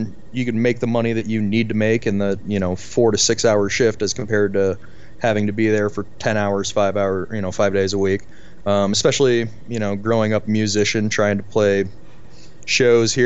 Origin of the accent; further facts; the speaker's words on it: St. Louis, Missouri, United States; now in Denver, United States; I'm St. Louis boy, born, raised a little bit deeper in St. Louis, moved out to the county as I got older